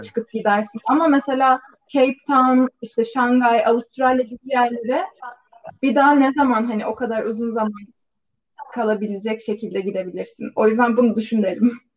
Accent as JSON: {"language": "Turkish", "region": "İzmir", "country": "Turkey", "tie": "born or raised there", "also_born_or_lived": "Istanbul, Turkey / South Korea", "moved": "as an adult", "lives_now": "Baltimore, United States", "said": "aslen İzmir'deyim. Üniversiteye kadar İzmir'de yaşadım."}